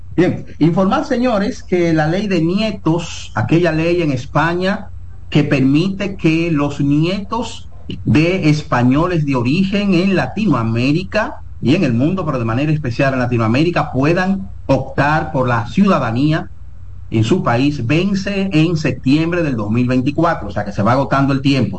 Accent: Dominican Republic; nosotros los dominicanos

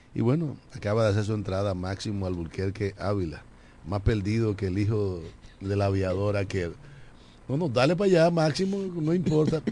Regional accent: La Romana, Dominican Republic; la provincia de la Romana, nuestra patria chica

